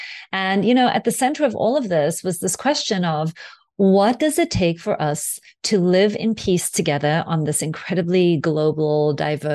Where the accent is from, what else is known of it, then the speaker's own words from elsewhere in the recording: South Africa; I'm originally from South Africa, and my father was a white South African diplomat who served the apartheid white South African government all the way through my childhood. So we traveled a lot.